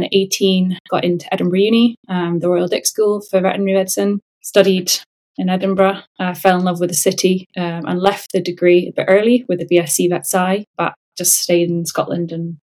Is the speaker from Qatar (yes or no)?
yes; Qatar; also born or lived in England, United Kingdom; So I was born in England, but my parents had met and lived in the Middle East in Qatar. So at 6 weeks old, I then went to Qatar with them.